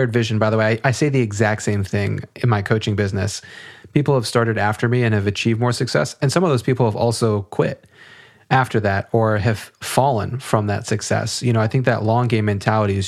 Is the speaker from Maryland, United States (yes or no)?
yes; Maryland, United States; I'm from Maryland